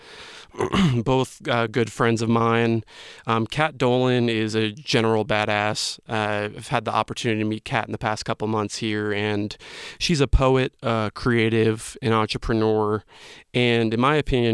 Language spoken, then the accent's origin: English; New Jersey, United States; now in Asheville, United States; I was born and raised in New Jersey